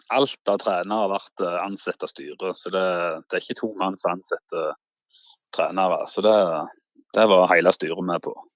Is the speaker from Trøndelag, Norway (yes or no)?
no; Vigrestad, Rogaland, Norway; Jeg bor jo på Vigrestad